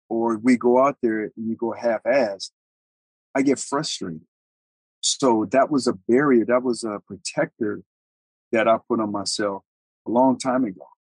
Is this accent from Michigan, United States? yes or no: no; Colorado, United States; I'm, I'm from Colorado. I'm, I'm from all over. I'm an Army brat, but we call Colorado home.